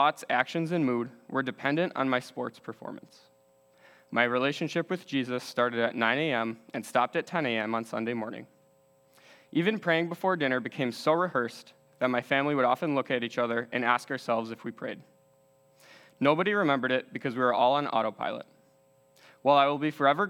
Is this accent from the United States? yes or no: yes; West Bend, Wisconsin, United States; Growing up in West Bend, Wisconsin, my family lived a very good life